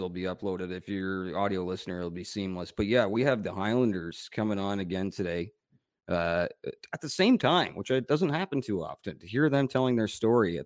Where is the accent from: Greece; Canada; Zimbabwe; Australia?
Canada; I'm so Canadian